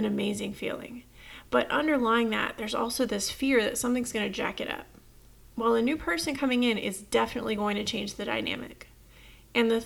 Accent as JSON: {"language": "English", "region": "Texas", "country": "United States", "said": "I'm from Texas"}